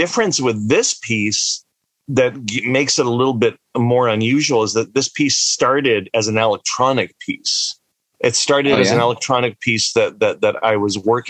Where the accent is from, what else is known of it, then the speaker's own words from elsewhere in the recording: the Maritimes, Canada; also born or lived in Egypt; we moved from Egypt when I was quite young to the Maritimes